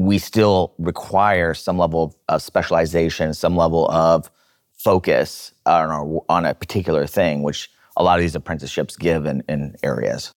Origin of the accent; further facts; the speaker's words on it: Seattle, Washington, United States; I grew up in Seattle in a blue collar area.